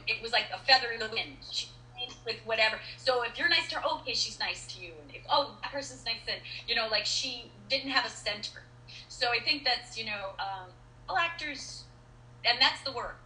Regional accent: East Coast, United States; I'm from the East Coast

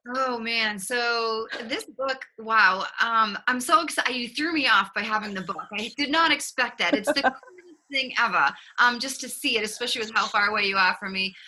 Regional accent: Boston, Massachusetts, United States; accent: Boston; now in Austin, United States; you will pick up on a slight accent uh, that is not from Texas. It's actually from Boston, Massachusetts.

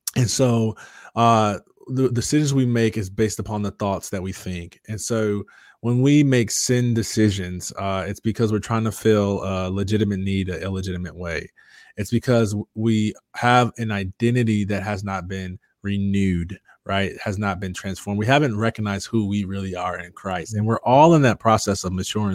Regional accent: Jackson, Michigan, United States; moved away as an adult; now in Metro Atlanta, United States; I grew up in Jackson, Michigan

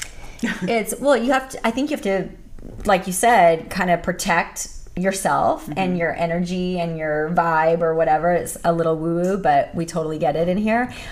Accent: Thousand Oaks, California, United States; also born or lived in Whittier; in Thousand Oaks, where I'm from. Also a native Southern California girl.

